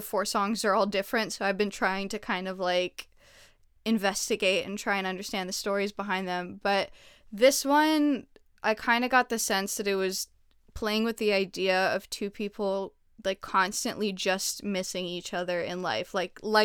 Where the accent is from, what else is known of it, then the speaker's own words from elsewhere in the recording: Montreal, Quebec, Canada; I'm from Montreal